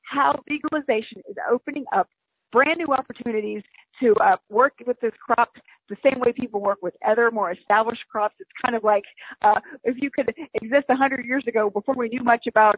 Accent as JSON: {"language": "English", "region": "the South", "country": "United States", "said": "I'm a Southerner"}